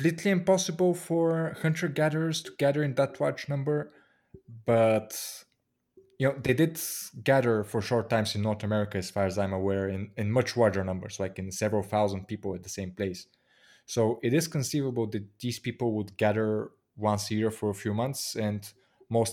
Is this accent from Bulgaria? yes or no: yes; Bulgaria